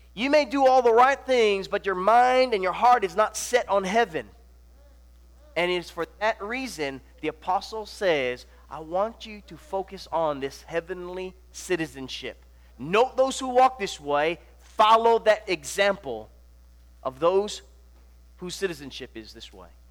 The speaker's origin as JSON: {"language": "English", "region": "Hawaii", "country": "United States", "tie": "born or raised there", "also_born_or_lived": "Nebraska", "moved": "yes"}